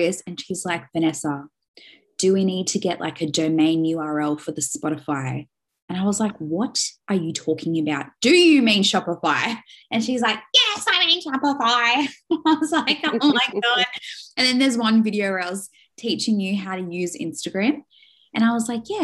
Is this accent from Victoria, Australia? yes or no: no; Sydney, New South Wales, Australia; now in Mosman, Australia; I come from the Shire. The Shire is so bushy, snakes, this, that.